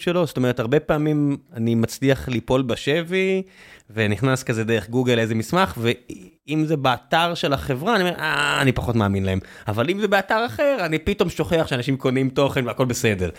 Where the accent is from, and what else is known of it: Israel